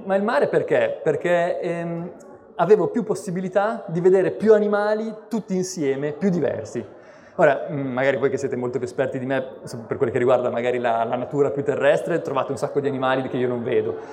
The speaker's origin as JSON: {"language": "Italian", "town": "Bologna", "region": "Emilia-Romagna", "country": "Italy", "tie": "born or raised there", "moved": "yes", "lives_now": "Genoa, Italy", "said": "Sono di Bologna, quindi in realtà sono nato lontano dal mare e la mia passione per gli animali si è svolta quindi soprattutto nelle campagne intorno a Bologna, nei boschi"}